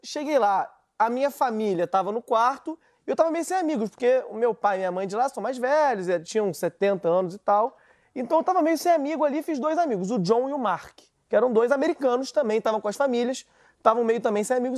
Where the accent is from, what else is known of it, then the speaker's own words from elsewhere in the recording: Brazil; accent: Brazilian; O sotaque brasileiro